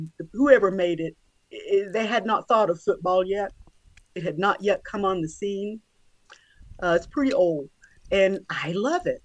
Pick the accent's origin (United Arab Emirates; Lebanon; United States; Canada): United States; Georgia; I'm from Georgia